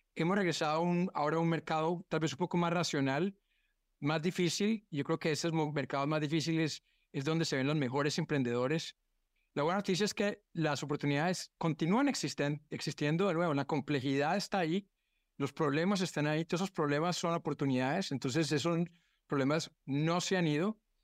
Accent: Colombia; also born or lived in United States; now in Brazil; siendo colombiano en Brasil

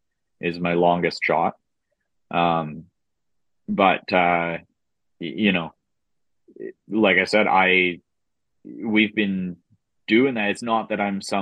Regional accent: Saskatchewan, Canada; growing up in Saskatchewan in the flatlands

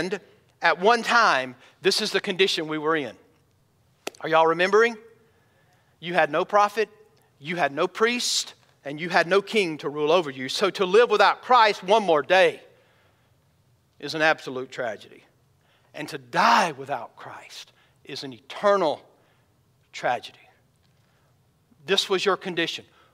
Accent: United States; I'm an American. I love my country

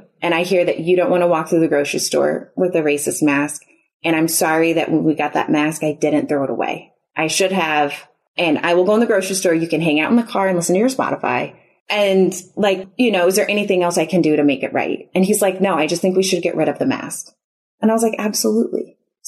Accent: Chicago, Illinois, United States; moved away as an adult; now in Houston, United States; we're originally from the Chicago area

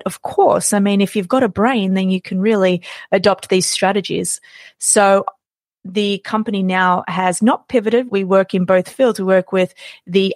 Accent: Australia; I was born and raised in Australia.

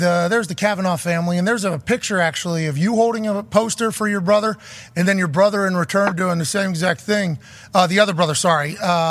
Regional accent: Pittsburgh, Pennsylvania, United States; I grew up in East Hills of Pittsburgh.

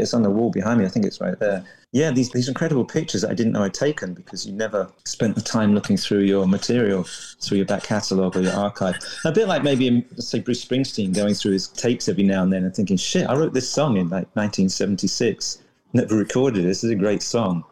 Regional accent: London, United Kingdom; moved away as an adult; also born or lived in Coventry / San Francisco; now in New Orleans, United States; I was from London, so I moved back

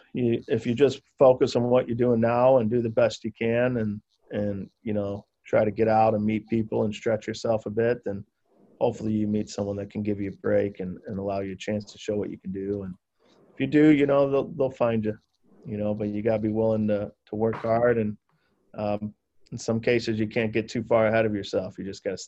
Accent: St. Louis, Missouri, United States; my hometown in St. Louis

